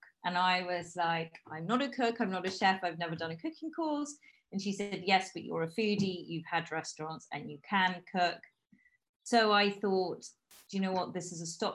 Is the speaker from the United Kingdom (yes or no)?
yes; London, United Kingdom; accent: British; moved away; also born or lived in Bristol / Bogota, Colombia; I have a very British accent because I grew up in London